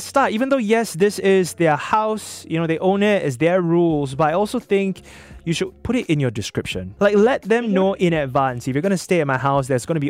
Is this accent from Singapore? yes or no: yes; Singapore; we're Singaporean, right? We're Singaporean.